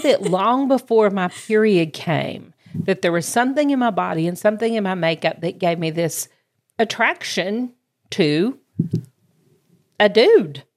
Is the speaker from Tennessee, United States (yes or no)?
no; Georgia, United States; accent: southern; now in Greenville, United States; my hometown's actually Georgia, but my s, adopted hometown of Greenville, South Carolina